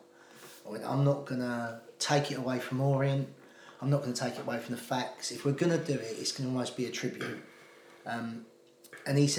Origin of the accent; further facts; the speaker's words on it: London, United Kingdom; accent: Bermondsey Millwall; my Bermondsey Millwall accent